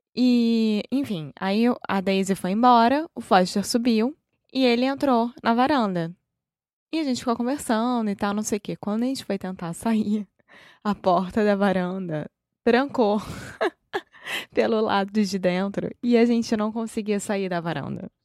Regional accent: Rio de Janeiro, Brazil; accent: carioca; Eu sou brasileira, carioca do Rio de Janeiro

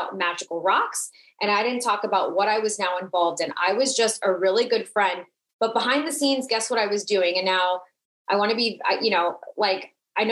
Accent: South Florida, United States; I'm Latina. I'm from South Florida

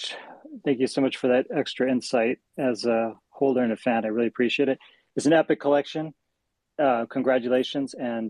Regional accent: Western United States, United States; I grew up in West USA.

